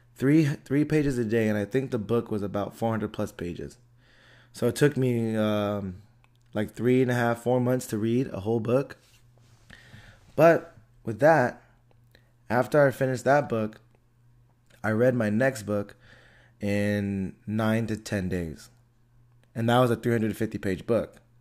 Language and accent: English; Antioch, United States; I grew up in Antioch, you know, and I still live in Antioch.